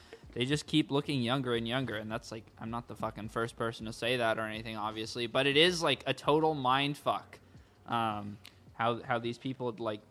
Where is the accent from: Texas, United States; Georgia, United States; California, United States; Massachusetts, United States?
California, United States; Santa Ana; we grew up in Santa Ana